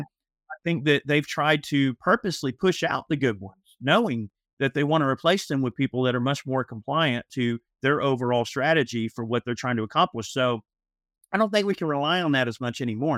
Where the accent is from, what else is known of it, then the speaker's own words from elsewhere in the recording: Georgia, United States; I've lived in Georgia my whole life. I, I have lived literally within, I would say, let's see, Fulton, I have lived within a twenty-five mile radius of the hospital I was born in my whole life